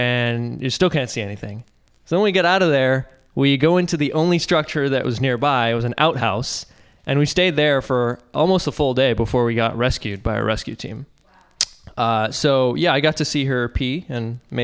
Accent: Boston, Massachusetts, United States; moved away as an adult; now in California, United States; I'm mainly from the East Coast, from Boston, and I decided to get out of there

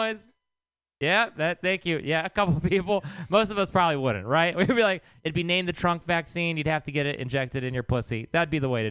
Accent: Texas, United States; now in San Francisco, United States; I am from Texas

